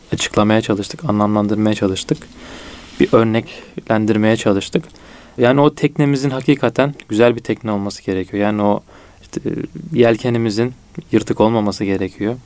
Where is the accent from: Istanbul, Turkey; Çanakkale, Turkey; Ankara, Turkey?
Çanakkale, Turkey; Bizim orada Çanakkale'de şey derler, e, ahiretliyim derler